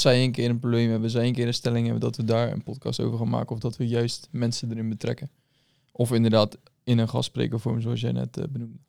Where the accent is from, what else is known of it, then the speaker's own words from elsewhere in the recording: Dordrecht, South Holland, Netherlands; geboren en getogen in Dort.